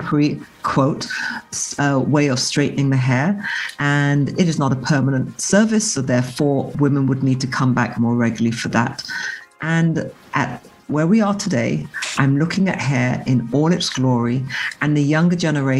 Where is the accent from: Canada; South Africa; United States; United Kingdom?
United Kingdom; England; growing up in England